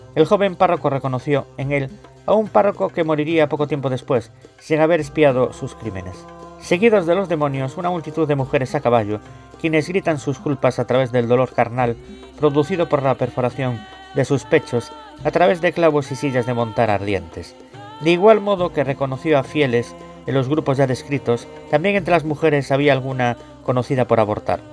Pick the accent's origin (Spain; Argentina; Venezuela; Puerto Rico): Spain; Galicia; yo como gallego